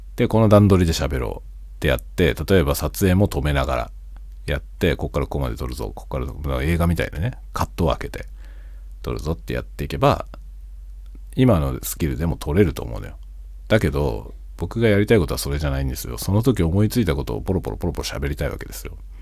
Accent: Tokyo metropolitan area, Japan; moved away as an adult; now in Hokkaido, Japan; 僕は首都圏の出身なんだけど、北海道に移住してきて、北海道に住んでる

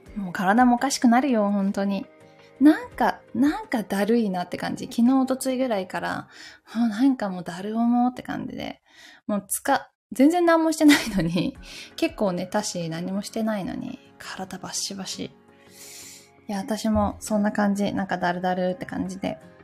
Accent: Takayama, Gifu, Japan; now in Tokyo, Japan; 私の地元の岐阜県の高山市

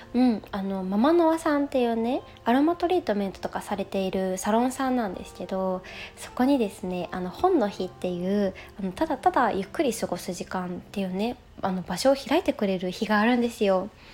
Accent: Osaka, Japan; 住んで結構長いし長いしというかねここで生まれ育ってます

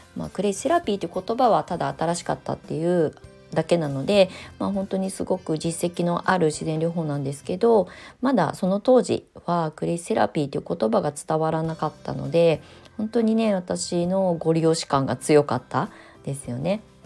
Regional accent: Kasama, Ibaraki, Japan; moved away as an adult; also born or lived in Tokyo; 茨城県笠間市に U ターンしてきて

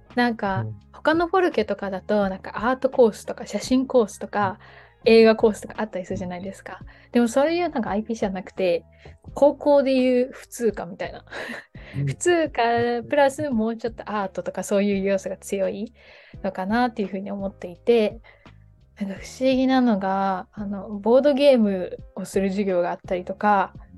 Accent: Osaka, Japan; moved away as an adult; also born or lived in Tokyo / Denmark; 私は大阪府出身なんですけど、大学が東京のところに行っておりまして、デンマークに行く前は東京に数年間住んでいました。

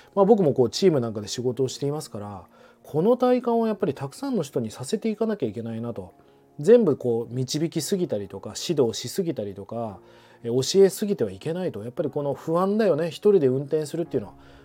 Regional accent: Fukuoka, Japan; now in Tokyo, Japan; 福岡の実家なんでねもう今年はもう5回目ぐらいですかね年に56回は帰ってきてる

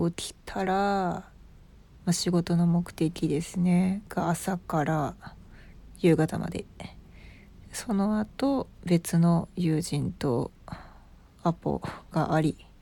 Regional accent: Osaka, Japan; accent: Osaka dialect; めちゃくちゃ大阪ネイティブで大阪で生まれ大阪で育ち

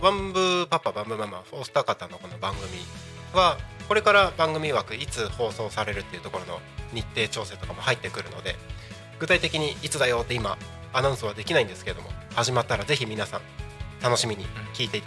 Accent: Takko, Aomori, Japan; あの僕の地元が青森県の田子町なんですけど、

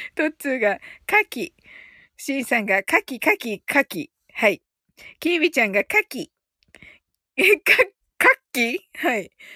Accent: Kyushu, Japan; 私ね、九州人

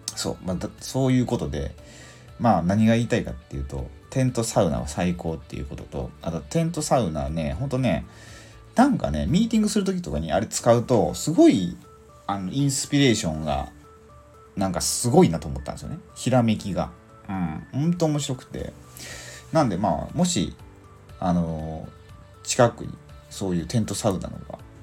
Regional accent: Mie, Japan; 僕地元三 重県なんですけど

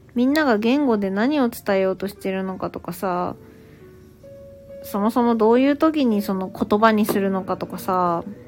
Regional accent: Saitama, Japan; 私は生まれも育ちも今の住んでるところも埼玉県

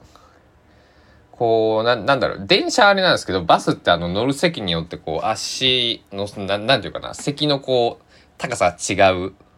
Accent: Susaki, Kochi, Japan; now in Takamatsu, Japan; 僕の地元須崎市

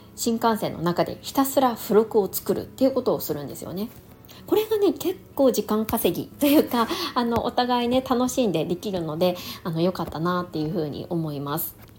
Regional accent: Niigata, Japan; moved away; 私の実家の新潟が寒かったんですよ

